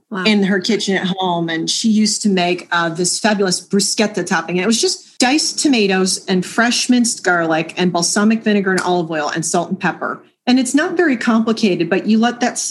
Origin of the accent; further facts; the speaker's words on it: Western Maryland, United States; also born or lived in Baltimore; I grew up in Western Maryland, actually in a fairly small rural community